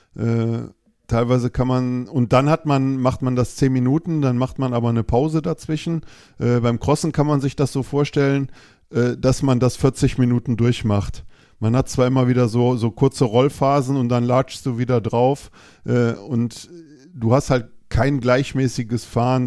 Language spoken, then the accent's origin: German; Düsseldorf, North Rhine-Westphalia, Germany; ich komme aus Düsseldorf